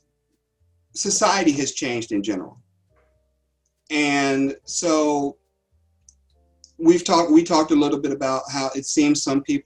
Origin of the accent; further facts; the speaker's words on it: Cincinnati, Ohio, United States; I'm from Cincinnati.